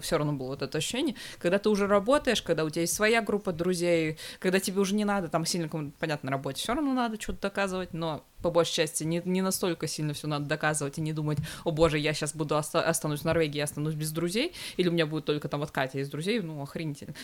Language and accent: Russian; Severodvinsk, Arkhangelsk Oblast, Russia; moved away; я же из Северодвинска